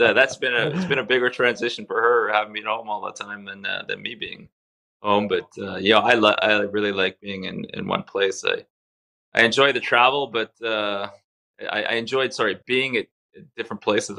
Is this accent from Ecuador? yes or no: no; Canada; English is a second language; make the move to Canada in 1976. Uh, it was a tough transition for me at first. I didn't speak any English. I was crying on my first few days at school